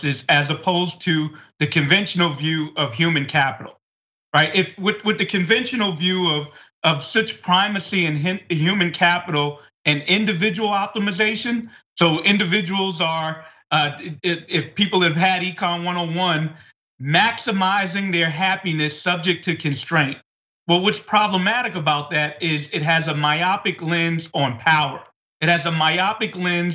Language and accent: English; New York City, New York, United States; I was born and raised in Bed-Stuy